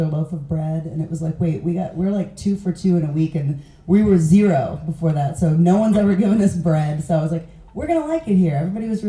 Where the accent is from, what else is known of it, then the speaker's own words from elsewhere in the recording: Kansas City, Missouri, United States; Kansas City, Missouri.